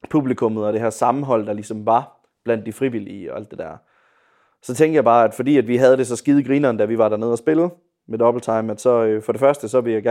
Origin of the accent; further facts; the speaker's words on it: Viborg, Central Denmark Region, Denmark; Men ja, jeg er oprindelig fra Viborg, og ja, har øh, spillet med, øh, på noget bedre før.